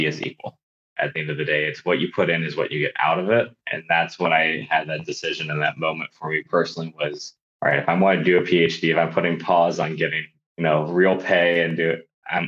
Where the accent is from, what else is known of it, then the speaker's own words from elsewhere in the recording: Bay Area, California, United States; I grew up in the Bay Area